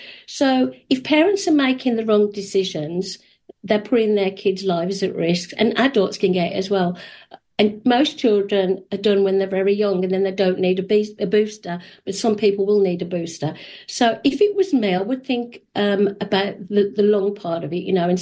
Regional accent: England, United Kingdom; moved away as an adult; now in Canada; We immigrated 30 years ago. Actually, it's 31 years soon. We had to show proof. We're from England

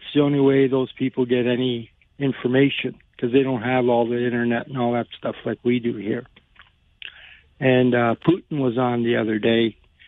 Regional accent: Kitchener, Ontario, Canada; I was born in Kitchener, and I'm 65

